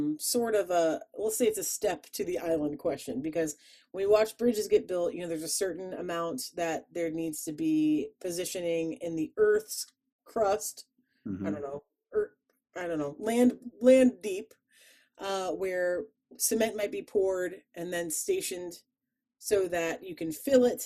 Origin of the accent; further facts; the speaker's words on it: Chicago, Illinois, United States; accent: Chicago; my Chicago accent came out